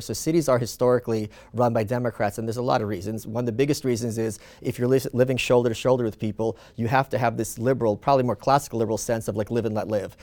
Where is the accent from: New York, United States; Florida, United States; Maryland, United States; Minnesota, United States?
New York, United States; also born or lived in Soviet Union (Ukraine); now in Austin, United States; I'm a New Yorker